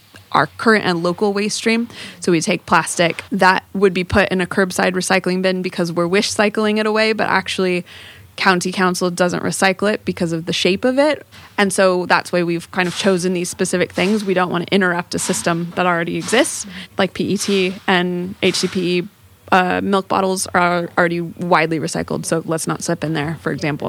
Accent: Southern California, United States; moved away as an adult; also born or lived in San Diego; now in Morecambe Bay, United Kingdom; I grew up in Southern California near the ocean

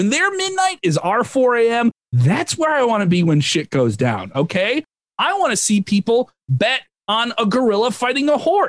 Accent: Ireland; As an Irish person, oh, great. Another St. Patrick's Day.

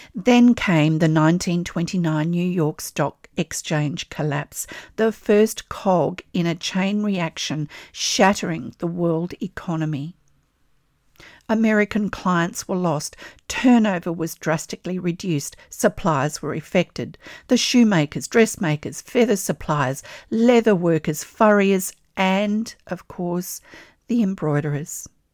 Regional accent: Australia; I'm an Australian textile artist

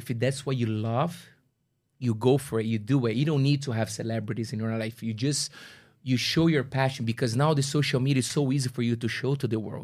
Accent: Brazil; English is a second language; now in Toronto, Canada; my good friends that we grew up together in Brazil

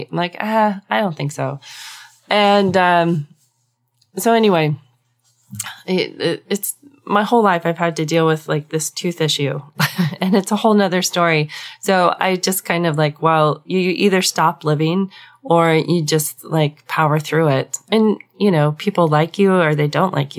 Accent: Southwest, United States; I grew up in the Southwest

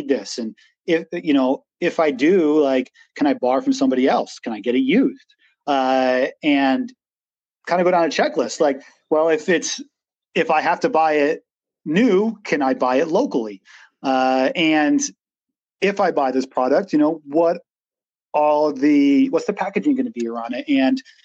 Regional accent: Western Massachusetts, United States; I grew up in Western Massachusetts, had a kind of like woods surrounding us

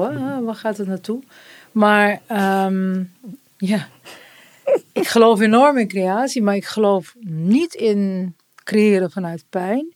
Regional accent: Turkey; En ik ben Turks

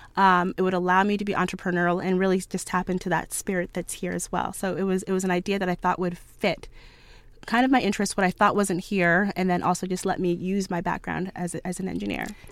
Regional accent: Ottawa, Ontario, Canada; I grew up in Ottawa

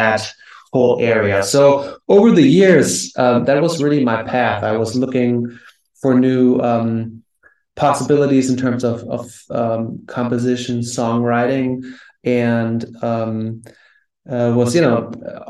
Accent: Germany; moved away as an adult; also born or lived in New York; now in United States; I'm originally from Germany and I came to the US in 2010.

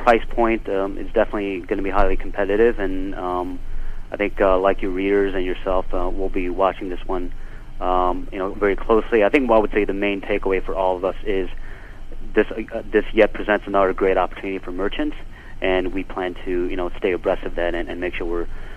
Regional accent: Chicago, Illinois, United States; growing up in Chicago

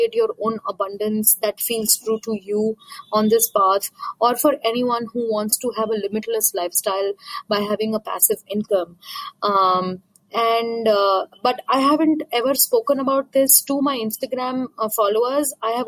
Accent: India; English is a second language; from India.

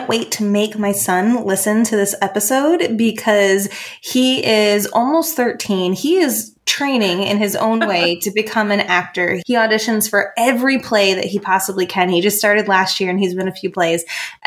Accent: Maine, United States; I'm from Maine, so I'm from the Northeast

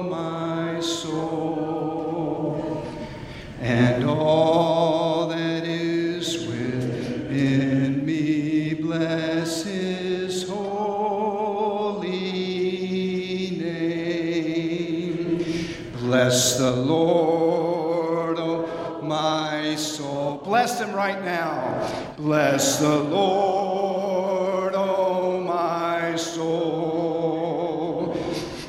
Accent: Atlanta, Georgia, United States; I was raised in Atlanta, Georgia.

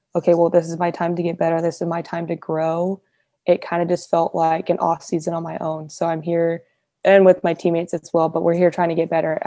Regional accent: Fresno, California, United States; I'm from Fresno

